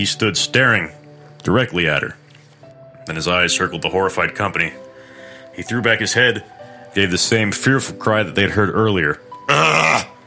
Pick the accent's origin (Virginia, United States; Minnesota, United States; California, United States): California, United States; my home state